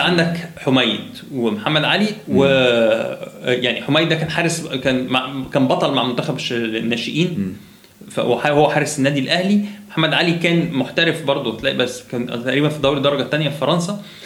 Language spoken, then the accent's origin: Arabic; Egypt; عندنا في مصر